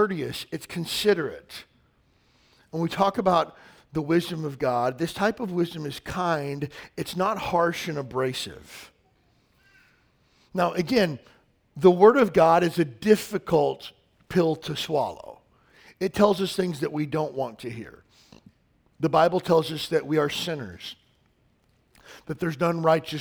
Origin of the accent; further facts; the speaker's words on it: the South, United States; I grew up in the South